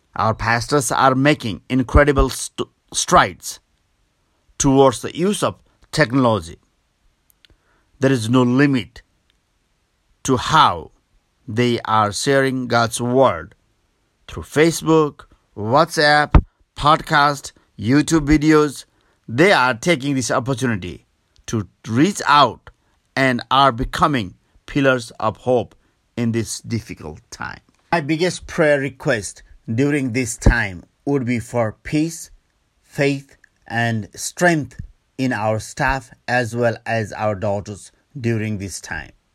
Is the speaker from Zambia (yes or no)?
no; Nepal; also born or lived in Kathmandu, Nepal; from Nepal.